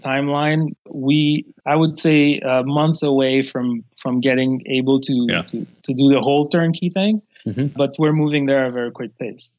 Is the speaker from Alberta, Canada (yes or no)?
no; Montreal, Quebec, Canada; born or raised there; also born or lived in Haiti